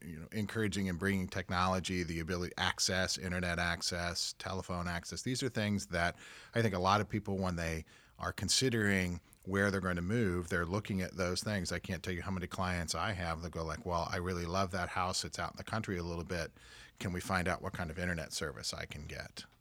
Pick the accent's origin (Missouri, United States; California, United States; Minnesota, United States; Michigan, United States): Missouri, United States; Kansas City; I grew up in the Kansas City metro and I grew up out south, uh, hundred and third and State Line area